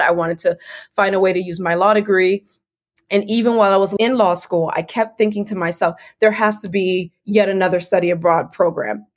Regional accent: Fort Lauderdale, Florida, United States; also born or lived in Medellin, Colombia / Valencia, Spain / London, England; now in Washington, DC, United States; I grew up in the South Florida area, specifically Fort Lauderdale, which is about 30 to 45 minutes north of Miami.

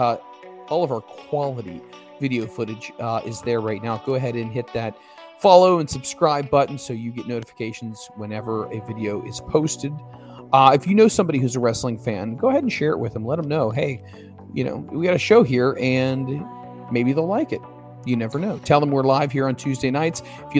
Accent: Philippines; from the Philippines.

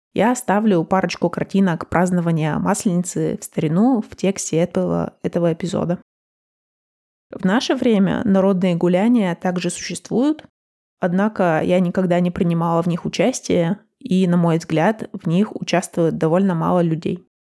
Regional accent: Russia; now in United States; как мы ее отмечаем в России

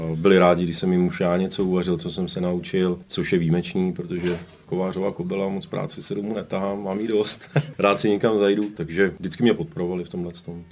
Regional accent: Liberec, Liberec Region, Czechia; moved away; also born or lived in Austria; jsem se tam narodil a to město mám hrozně rád a vždycky se tam rád vracím

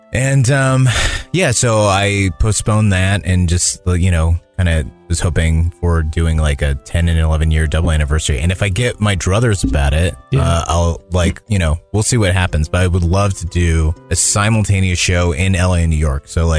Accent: Philippines; born there; Well, I was born in the Philippines.

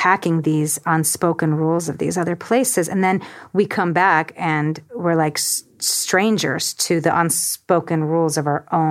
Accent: Georgia; now in United States; I grew up in Georgia. It wasn't even Russia.

